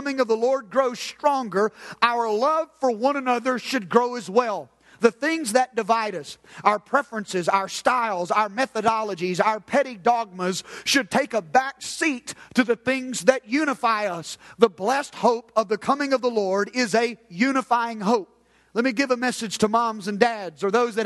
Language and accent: English; United States; I'm an American believer